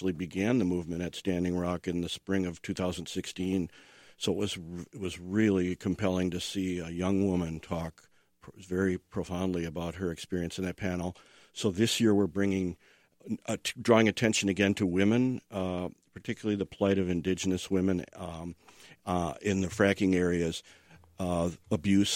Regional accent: Fargo, North Dakota, United States; moved away; I'm from Fargo, North Dakota, originally

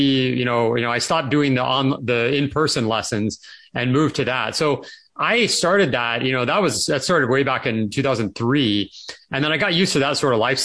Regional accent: California, United States; moved away; I grew up in California and I always loved it there

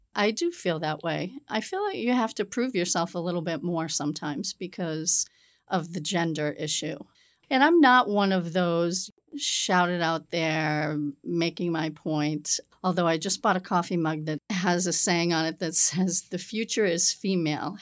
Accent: Peabody, Massachusetts, United States; now in South Shore, Massachusetts, United States; I grew up in the North Shore in Peabody, Massachusetts

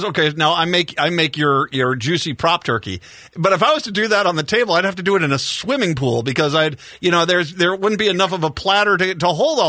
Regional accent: Rhode Island, United States; I got a little bit of that Italian influence in me when I grew up in Rhode Island.

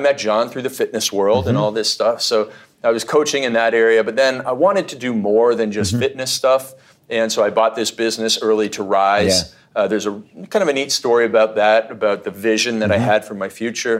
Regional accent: Canada; when I was growing up in Canada

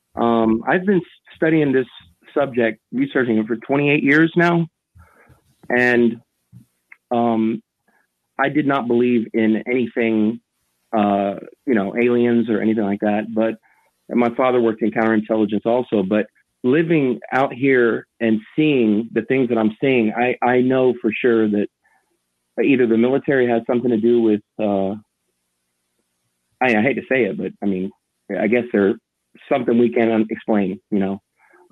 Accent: Gulf Breeze, Florida, United States; I'm from Gulf Breeze, Florida

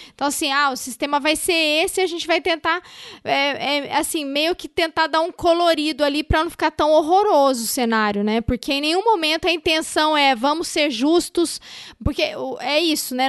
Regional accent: Minas Gerais, Brazil; na minha terra aqui, né? Grande, Minas Gerais.

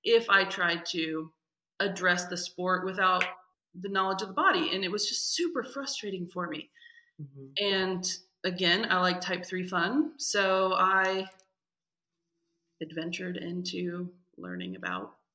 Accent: Indiana, United States; moved away as an adult; also born or lived in Kentucky; now in Colorado, United States; I'm from Indiana. So I have that Midwestern empath, people pleaser

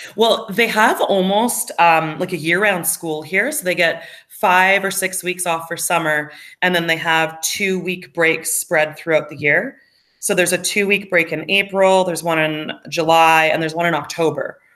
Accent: Alberta, Canada; moved away as an adult; now in Australia; I'm from Alberta or I say I'm from Western Canada

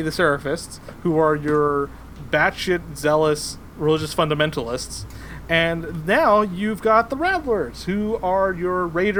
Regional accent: Seattle, Washington, United States; as someone who was born and raised in Seattle

